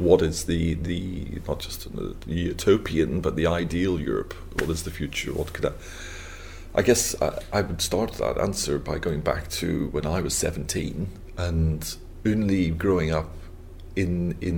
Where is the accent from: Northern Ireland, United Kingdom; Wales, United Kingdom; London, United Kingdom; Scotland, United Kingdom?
Northern Ireland, United Kingdom; Belfast; moved away; growing up in the North of Ireland